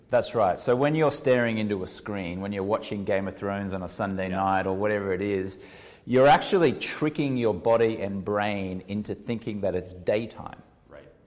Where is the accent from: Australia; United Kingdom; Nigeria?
Australia; now in Los Angeles, United States; even though I'm Australian